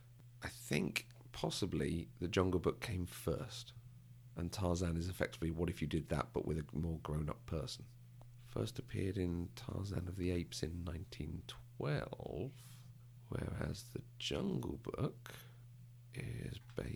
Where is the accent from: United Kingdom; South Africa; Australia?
United Kingdom; Because I'm a Brit.